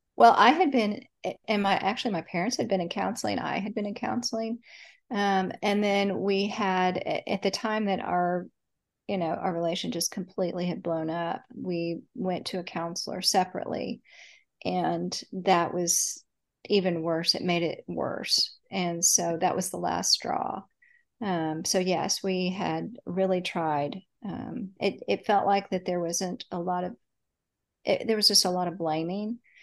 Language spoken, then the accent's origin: English; Dallas, Texas, United States; I grew up in Dallas, Texas. I still live in Dallas